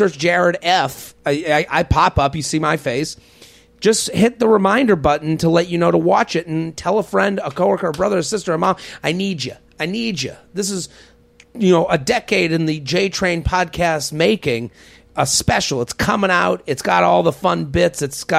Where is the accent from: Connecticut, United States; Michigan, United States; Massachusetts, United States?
Massachusetts, United States; Boston; My parents went east coast. I'm from Boston.